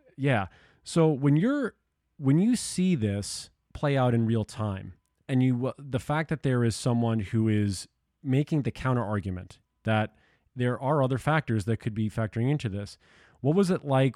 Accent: New York and Long Island, United States; moved away; I grew up in New York and Long Island

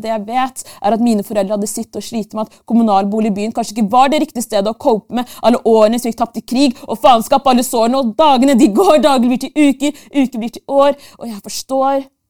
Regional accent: Oslo, Norway; født og oppvokst i Norges hovedstad mer spesifikt, bydel Bjerke og Grünerløkka.

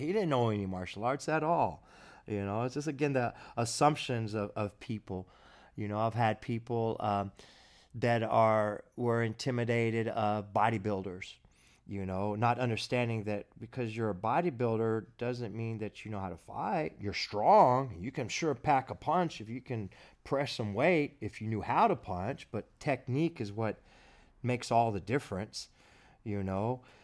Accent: Abilene, Texas, United States; I was at H E B here, here in my hometown

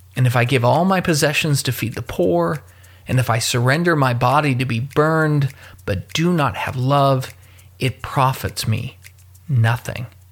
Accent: Louisville, Kentucky, United States; my hometown of Louisville, Kentucky

